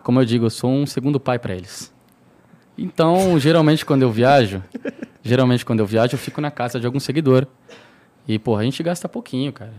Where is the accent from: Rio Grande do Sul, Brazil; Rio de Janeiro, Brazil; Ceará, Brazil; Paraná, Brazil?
Rio Grande do Sul, Brazil; Santana do Livramento; moved away as an adult; now in São Paulo, Brazil; tava na minha cidade, né? E é uma cidade fronteira com o Uruguai, sou de Santana do Livramento